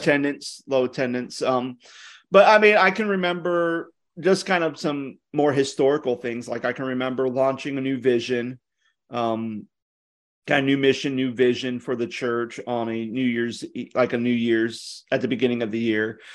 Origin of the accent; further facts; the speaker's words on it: Ohio, United States; moved away; also born or lived in the South (US); I'm from Ohio